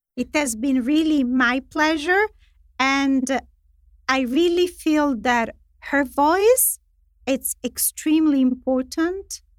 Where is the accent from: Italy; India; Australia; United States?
Italy; moved away; in Italy, which is my home country